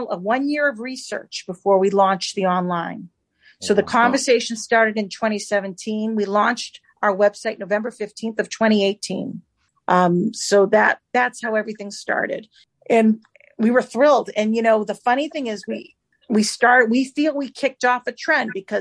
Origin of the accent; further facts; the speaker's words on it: Andover, Massachusetts, United States; moved away as an adult; now in Manchester, United States; I grew up in Andover, Massachusetts